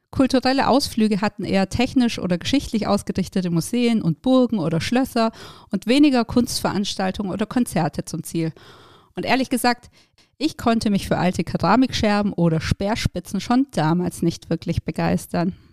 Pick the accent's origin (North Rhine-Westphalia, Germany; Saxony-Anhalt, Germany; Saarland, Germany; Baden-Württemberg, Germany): Baden-Württemberg, Germany; Aufgewachsen bin ich im Süden Deutschlands, in einer kleinen Stadt zwischen Stuttgart und Ulm.